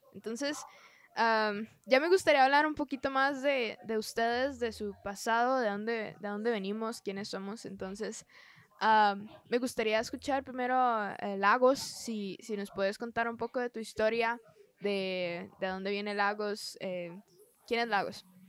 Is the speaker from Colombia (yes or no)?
no; Costa Rica; soy de Costa Rica